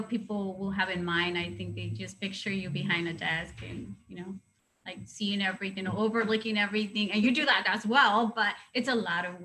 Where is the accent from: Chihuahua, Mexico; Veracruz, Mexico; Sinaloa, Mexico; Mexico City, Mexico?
Sinaloa, Mexico; Mazatlán; English is a second language; moved away; my hometown is the best